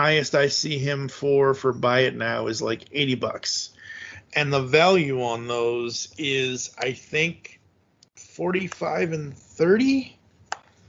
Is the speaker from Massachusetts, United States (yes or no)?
yes; Massachusetts, United States; I was born and raised in Massachusetts